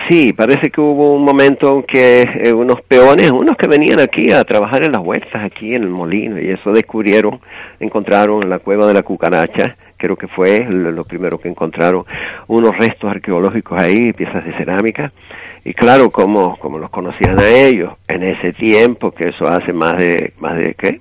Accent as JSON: {"language": "Spanish", "town": "Tigalate", "region": "Canary Islands", "country": "Spain", "tie": "born or raised there", "also_born_or_lived": "Venezuela", "moved": "as an adult", "said": "yo soy de Tigalate"}